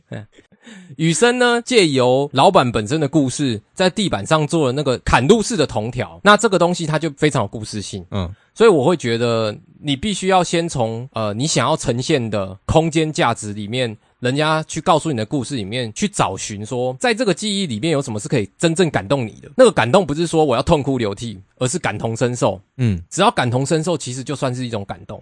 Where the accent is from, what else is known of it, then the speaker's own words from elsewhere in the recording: Nantou County, Taiwan; moved away; 我小时候是在南投长大。对。然后我们在南投的时候，就是可能你们家附近就有一些面摊